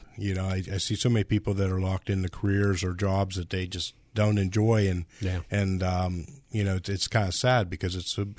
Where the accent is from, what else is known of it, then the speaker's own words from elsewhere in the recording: Pittsburgh, Pennsylvania, United States; I grew up in the Pittsburgh area.